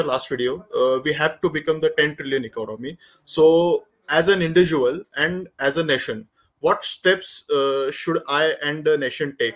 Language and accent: English; Pune, Maharashtra, India; sir, I'm from Pune, Maharashtra.